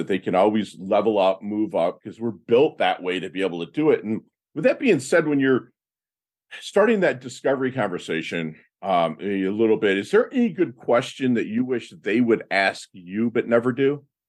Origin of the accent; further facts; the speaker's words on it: Michigan, United States; moved away as an adult; I'm from Michigan